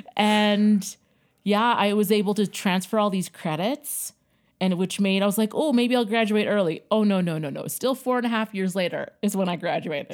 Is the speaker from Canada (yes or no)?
yes; Yellowknife, Northwest Territories, Canada; also born or lived in Winnipeg, Manitoba; I was born in Winnipeg, Manitoba, and then my parents decided to move from Winnipeg to Yellowknife.